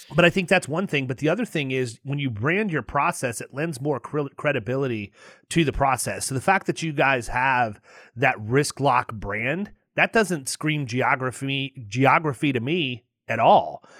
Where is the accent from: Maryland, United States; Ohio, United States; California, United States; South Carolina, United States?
Ohio, United States; outside Cleveland; moved away; I was born up outside Cleveland, Ohio.